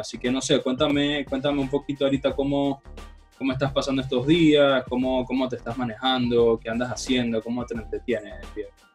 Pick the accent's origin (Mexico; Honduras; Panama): Panama; siendo panameño